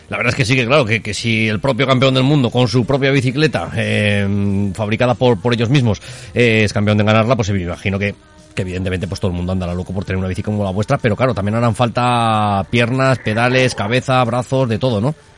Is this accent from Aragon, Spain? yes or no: yes; Province of Zaragoza, Aragon, Spain; nuestra provincia de Zaragoza